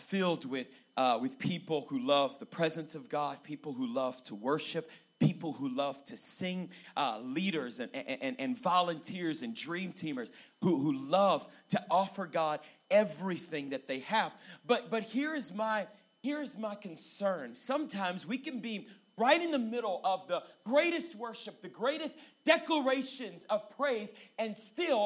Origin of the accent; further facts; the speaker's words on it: Louisiana, United States; moved away as an adult; now in Colorado Springs, United States; I am from Louisiana, way down south. The dirty, dirty south is what we call it. But I come to you by way of Colorado. I moved to Colorado about 7.5 years ago, Colorado Springs